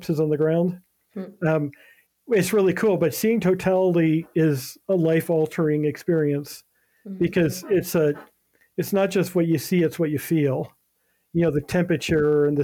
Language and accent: English; Ohio, United States; moved away; go through Ohio. gotta mention that. It goes through my hometown